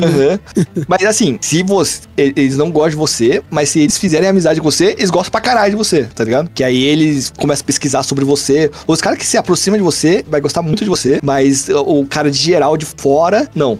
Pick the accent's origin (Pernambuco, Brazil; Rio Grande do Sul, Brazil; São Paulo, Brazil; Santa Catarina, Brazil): São Paulo, Brazil; Mogi das Cruzes; Só saí de Mogi uma vez e foi pra ir pro Japão